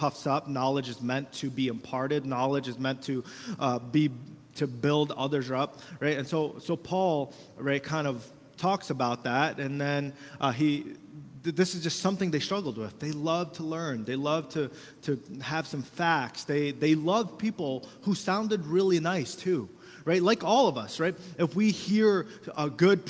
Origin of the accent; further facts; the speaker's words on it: United States; we got a lot of rights as Americans